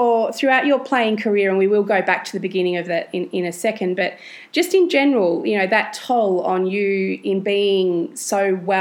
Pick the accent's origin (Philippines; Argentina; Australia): Australia; Geelong, Victoria; when I was growing up in Geelong